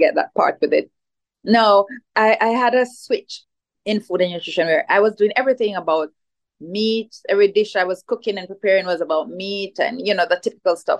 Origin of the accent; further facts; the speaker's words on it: Jamaica; So I grew up in Jamaica, which is where I am at this time, right? So spent most of my life in Jamaica